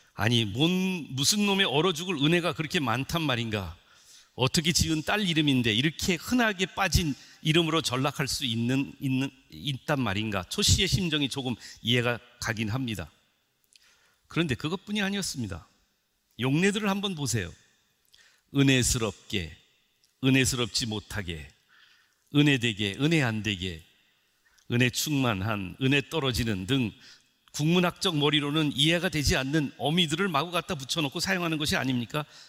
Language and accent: Korean; South Korea; 저는 어, 토종 한국 사람입니다